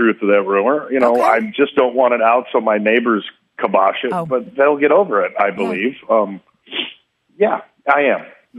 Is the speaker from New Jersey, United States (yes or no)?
no; Oklahoma, United States; now in Texas, United States; But I was born in Oklahoma